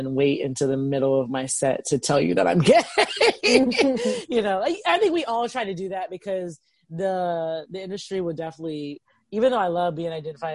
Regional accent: the South, United States; moved away; I'm from the South

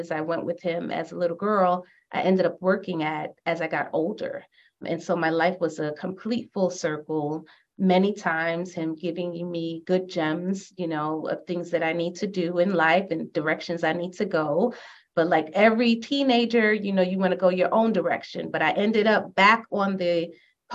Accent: New York City, New York, United States; born and raised in Brooklyn, everything Brooklyn

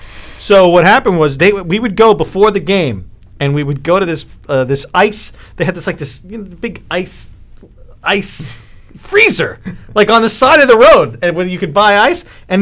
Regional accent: New York City, New York, United States; When I was growing up on Staten Island

